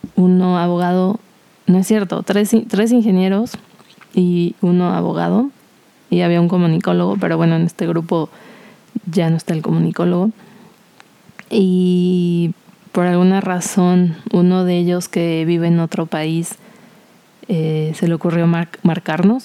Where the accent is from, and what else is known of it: Cuernavaca, Morelos, Mexico; born or raised there; moved away as an adult; also born or lived in Mexico City